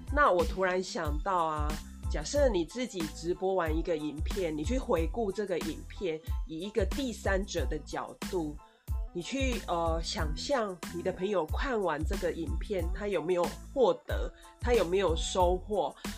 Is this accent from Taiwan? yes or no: yes; Taiwan